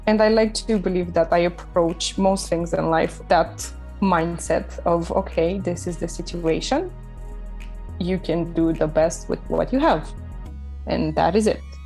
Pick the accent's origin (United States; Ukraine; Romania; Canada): Romania; moved away as an adult; when I was transitioning from Romania to moving abroad